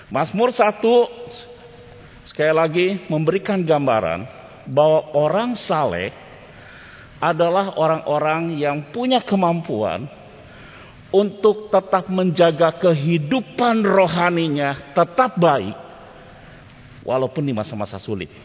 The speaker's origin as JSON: {"language": "Indonesian", "town": "Bandung", "region": "West Java", "country": "Indonesia", "tie": "born or raised there", "said": "Waktu masa remaja saya, Bapak Ibu di kota Bandung, saya pernah disuruh pergi untuk mengantar sesuatu ke sebuah gereja."}